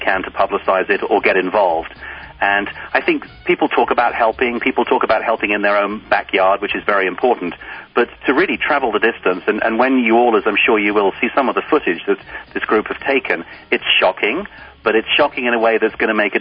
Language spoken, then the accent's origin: English; United Kingdom; accent: English; moved away as an adult; now in United States; I'm British